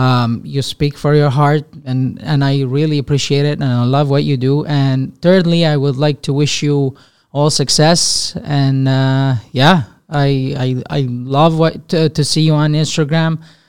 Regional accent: Syria; moved away as an adult; now in Canada; I am Armenian, born and raised in Syria.

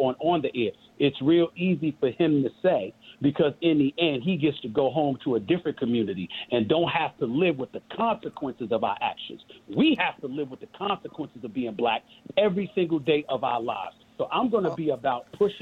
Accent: New York City, New York, United States; When I was growing up in Hollis, I had to carry a basketball around me.

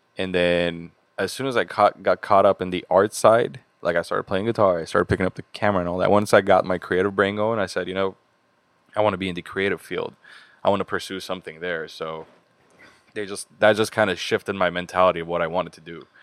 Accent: Beirut, Beirut Governorate, Lebanon; moved away as an adult; also born or lived in Boston, United States; now in Los Angeles, United States; I grew up in Beirut for the big majority of my life

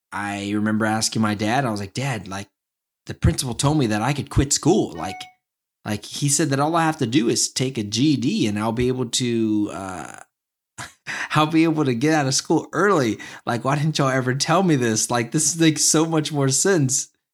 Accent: small town near San Antonio, Texas, United States; also born or lived in Dallas; I moved from a small town near San Antonio to Dallas. And, um, I was born in Dallas, so basically going back home, kinda.

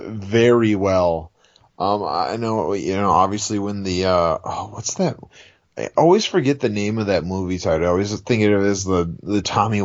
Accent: New Orleans, Louisiana, United States; I'm from New Orleans.

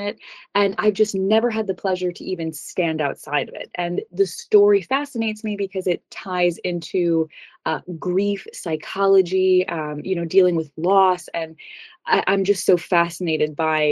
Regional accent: New York, United States; I grew up in New York, so it's very close to home

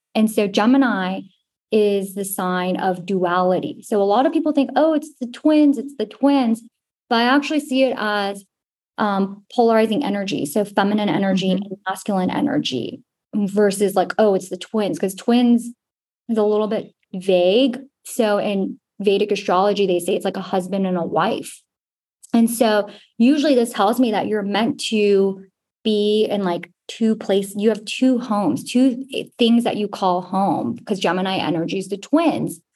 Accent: Houston, Texas, United States; we're both from Houston

